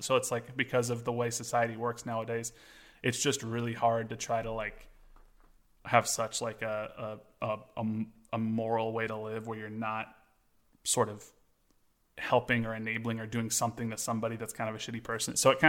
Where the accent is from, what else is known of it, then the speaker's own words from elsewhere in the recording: Kansas, United States; We're from Kansas.